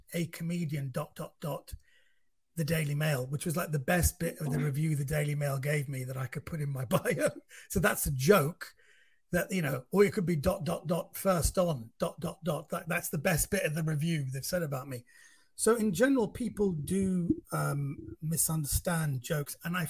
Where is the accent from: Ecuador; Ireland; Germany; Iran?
Iran; Number one, I'm not from Pakistan. I'm from Iran, which geographically is a country next door.